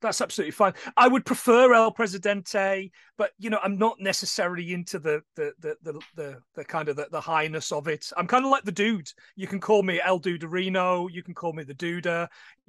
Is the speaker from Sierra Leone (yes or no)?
no; Nottingham, East Midlands, United Kingdom; also born or lived in north of England (8 miles south of Scotland); now in north of England, United Kingdom; I was born in Nottingham